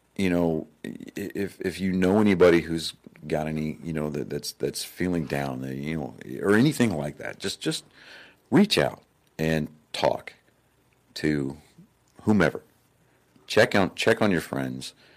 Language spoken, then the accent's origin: English; Texas, United States; I'm from Texas